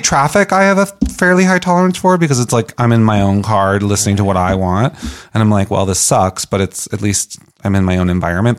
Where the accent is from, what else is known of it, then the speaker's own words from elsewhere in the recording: Boston, Massachusetts, United States; I'm from Boston